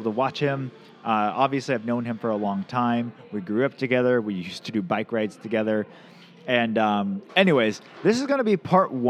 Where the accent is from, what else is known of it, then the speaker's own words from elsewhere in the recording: Camano Island, Washington, United States; I grew up on the Camino